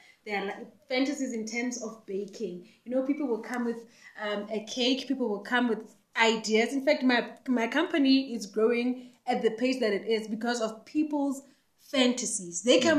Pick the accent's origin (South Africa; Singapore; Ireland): South Africa; Phuthaditjhaba, Free State; I'm from Phuthaditjhaba